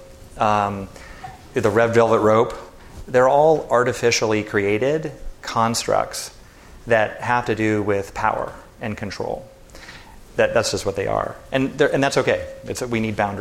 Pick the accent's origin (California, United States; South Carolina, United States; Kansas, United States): California, United States; Santa Barbara; we grew up in Santa Barbara together